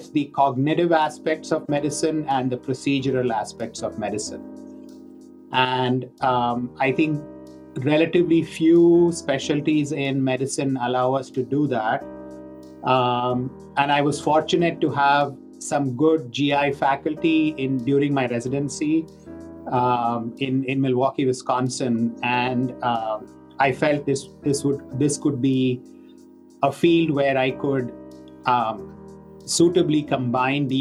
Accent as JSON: {"language": "English", "country": "India", "tie": "born or raised there", "moved": "yes", "said": "I grew up in India"}